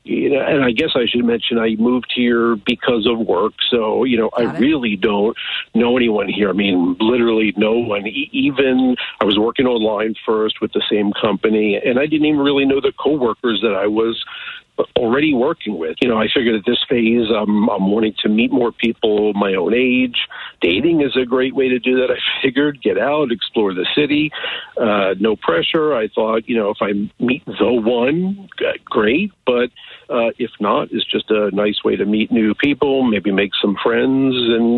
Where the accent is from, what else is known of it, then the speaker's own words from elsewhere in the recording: United States; Just outside Kansas City.